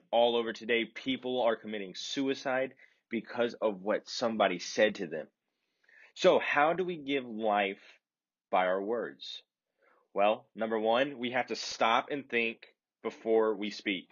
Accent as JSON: {"language": "English", "region": "the South", "country": "United States", "tie": "born or raised there", "also_born_or_lived": "Chicagoland", "moved": "yes", "lives_now": "Chicago, United States", "said": "growing up in the South"}